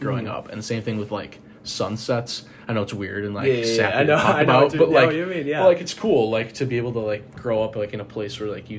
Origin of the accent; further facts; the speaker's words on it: Johnsburg, Illinois, United States; Johnsburg, Illinois.